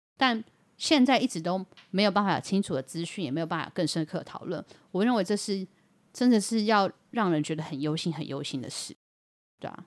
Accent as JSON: {"language": "Chinese", "region": "Yilan County", "country": "Taiwan", "said": "都不用问过我们宜兰人就对了"}